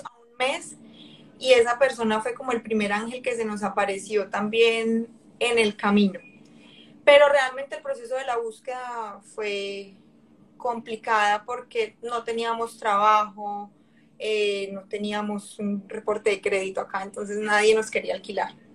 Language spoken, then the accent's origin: Spanish; Cali, Valle del Cauca, Colombia; moved away as an adult; also born or lived in Medellín, Colombia; now in Hamilton, Canada; yo soy de Cali y Medellín también me enamoró, o sea, por cosas de la vida con mis papás terminamos en Medellín